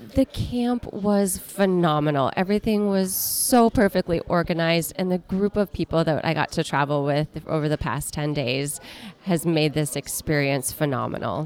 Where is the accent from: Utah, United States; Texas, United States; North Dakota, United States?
North Dakota, United States; Minot; I am from Minot, North Dakota